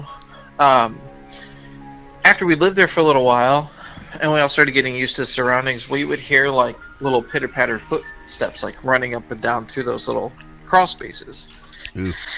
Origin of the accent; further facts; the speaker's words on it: the South, United States; My parents, we're all from the South, and Southern